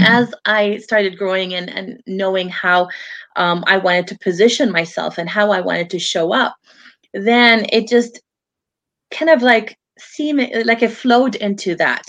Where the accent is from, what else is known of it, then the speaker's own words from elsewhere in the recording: Vancouver, British Columbia, Canada; also born or lived in Lebanon; I grew up here in Vancouver. It has been my home all my life